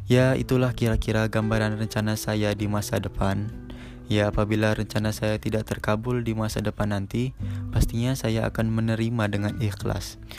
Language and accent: Indonesian; Bandar Lampung, Lampung, Indonesia; Asal saya Bandar Lampung.